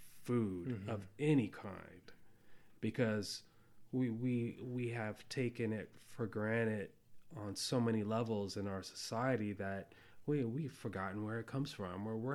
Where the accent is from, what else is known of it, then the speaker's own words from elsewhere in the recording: Cambodia; born there; I was born in Cambodia at a time when, you know, famine took over that country.